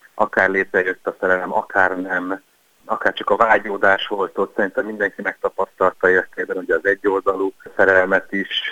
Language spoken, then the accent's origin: Hungarian; Budapest, Hungary; mint budapestiként